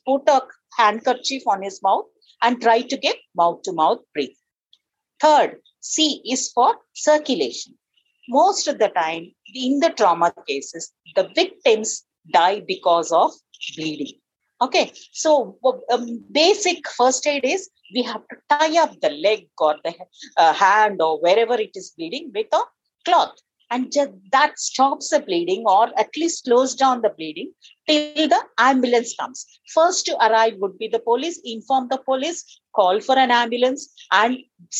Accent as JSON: {"language": "English", "town": "Nagarjuna Sagar", "region": "Telangana", "country": "India", "tie": "born or raised there", "said": "I grew up in Nagarjan Sagar. Have you heard about it? It's a big irrigation project. There is a big dam"}